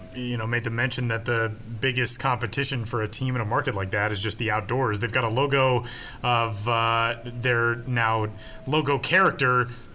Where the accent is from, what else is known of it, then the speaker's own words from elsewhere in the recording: Colorado, United States; I'm from Colorado.